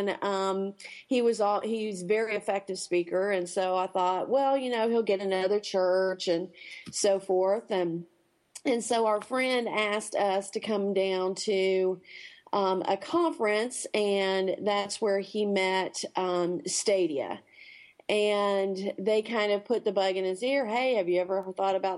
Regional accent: the South, United States; also born or lived in Charlotte, North Carolina; now in Jackson, United States; I was raised in the South

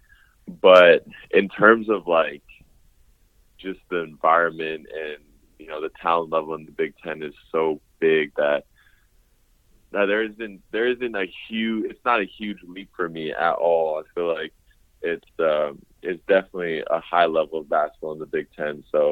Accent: Oakville, Ontario, Canada; moved away; I was from Oakville

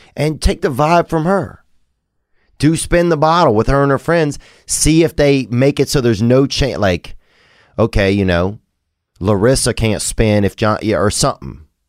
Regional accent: Covington, Louisiana, United States; moved away; the primate center that I grew up around in Covington, Louisiana

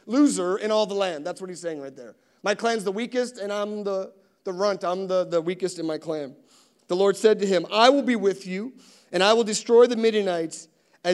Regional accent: East Coast, United States; I'm from the East Coast

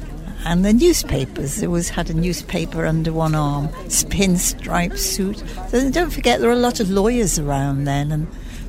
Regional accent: Bromborough, North West England, United Kingdom; Yes, it was, well, where we lived, it was a quiet area. nothing much happened. There were a few coffee bars. In fact, there was one coffee bar in Bromborough Village.

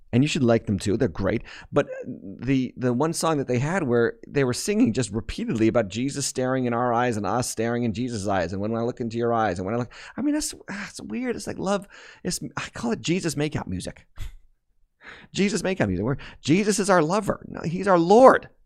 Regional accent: United States

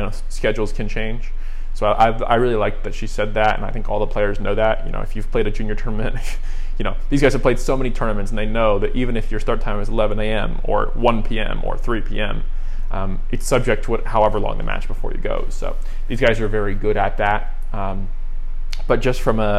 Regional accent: United States; as an American

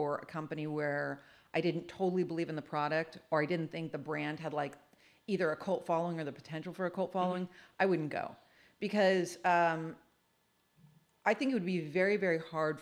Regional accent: California, United States; I was born in California

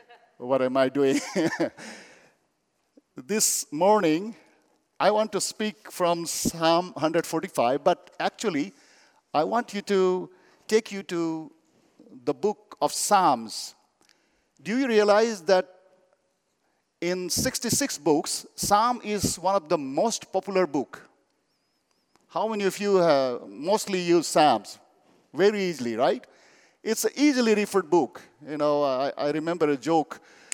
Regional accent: India; English is a second language; You know, I come from Buddhist background. I belong to Kampa tribe.

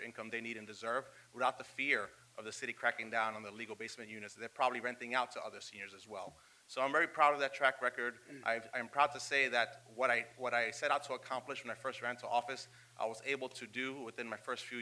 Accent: New York City, New York, United States; I was born and raised in East New York, the most disadvantaged neighborhood in the city

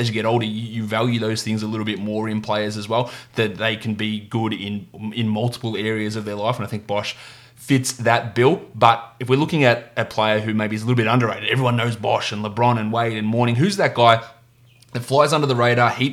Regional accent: Victoria, Australia; my home country, my home state of Victoria here in Australia

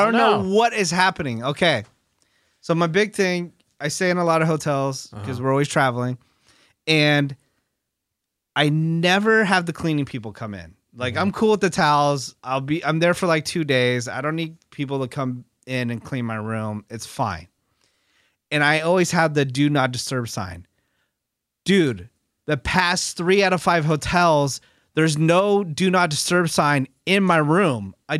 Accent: West Coast, United States; growing up on the West Coast, I always thought it was just like part of New York City.

